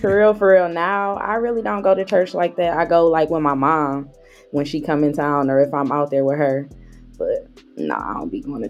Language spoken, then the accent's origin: English; Mount Clemens, Michigan, United States; I'm from Mount Clemens.